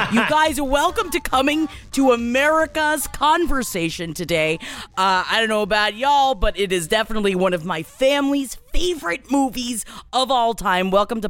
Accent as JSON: {"language": "English", "town": "New York City", "region": "New York", "country": "United States", "tie": "born or raised there", "said": "we grew up in Queens."}